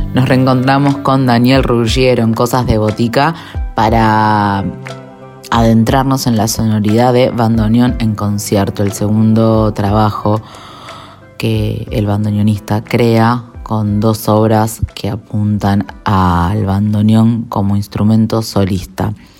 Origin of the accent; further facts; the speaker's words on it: Buenos Aires, Argentina; soy de Buenos Aires, de Capital Federal, eh, nacido acá, porteño de nacimiento